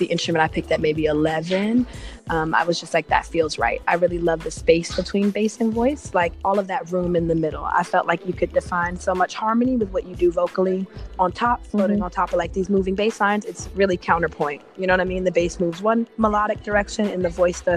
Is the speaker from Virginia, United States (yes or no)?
no; Atlanta, Georgia, United States; also born or lived in Ohio; So I grew up kind of like behind the scenes in like clubs I probably shouldn't have been in, like Apache, and Moods music shows in Atlanta